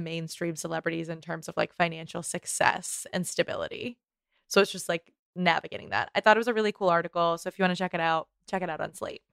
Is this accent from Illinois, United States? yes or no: no; Boston, Massachusetts, United States; we're Bostonians